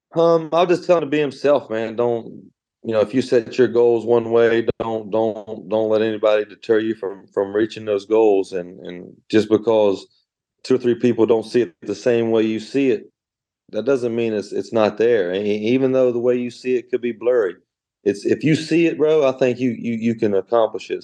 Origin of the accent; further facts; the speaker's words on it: Belle, West Virginia, United States; I'm from Bell West Virginia.